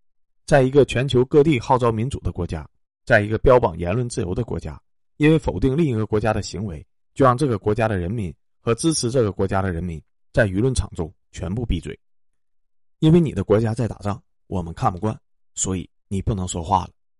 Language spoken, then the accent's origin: Chinese; China; 正因为俄罗斯在我们面前踩了雷，所以作为中国人的我们才幡然醒悟